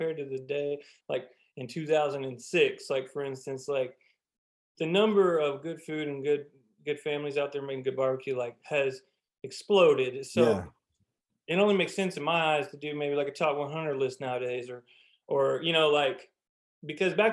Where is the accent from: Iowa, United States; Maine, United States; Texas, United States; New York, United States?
Texas, United States; Lubbock; I was born and raised in Lubbock.